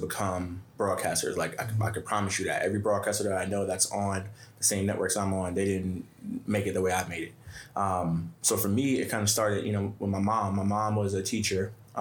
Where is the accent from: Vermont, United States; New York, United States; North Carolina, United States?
New York, United States; New York City; I'm kid from Bed-Stuy